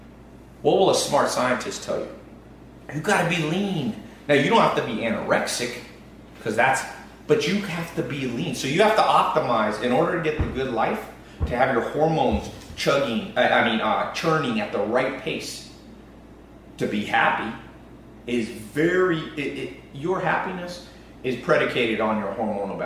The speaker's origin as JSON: {"language": "English", "country": "United States", "said": "I'm American"}